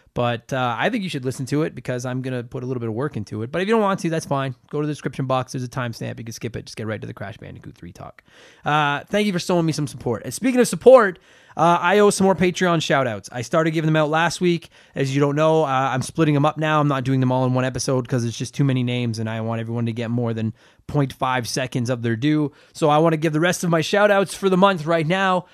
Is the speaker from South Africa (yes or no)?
no; Canada; I'm from Canada.